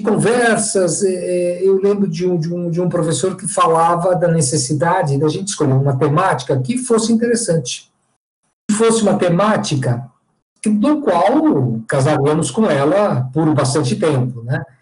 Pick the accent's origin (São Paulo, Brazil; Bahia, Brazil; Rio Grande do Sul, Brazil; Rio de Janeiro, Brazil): São Paulo, Brazil; eu sou paulistano, tenho 58 anos